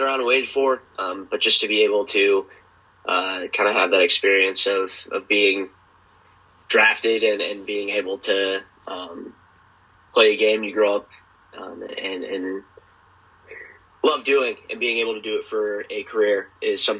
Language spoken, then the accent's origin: English; Columbus, Ohio, United States; I'm from Columbus